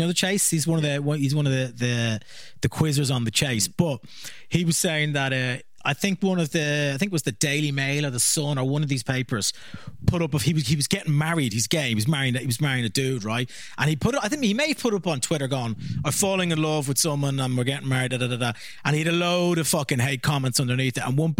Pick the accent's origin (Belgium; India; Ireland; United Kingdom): Ireland; Because like I think the first time as an Irish comedian when you go to England's a really tough gig.